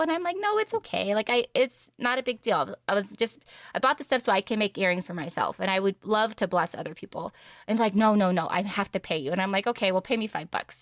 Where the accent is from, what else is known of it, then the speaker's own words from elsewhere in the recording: San Diego, California, United States; Born and raised in San Diego, California